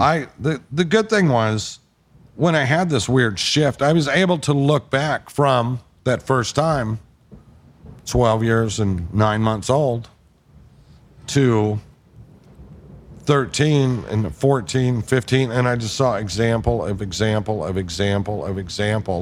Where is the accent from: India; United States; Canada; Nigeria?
United States; the South; I'm from the South